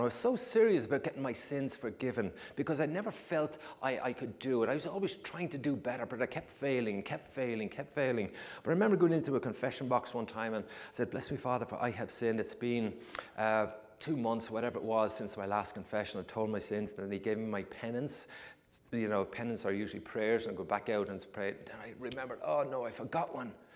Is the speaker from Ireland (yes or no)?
yes; Ireland; moved away as an adult; also born or lived in New York; now in United States; I was born and raised in Ireland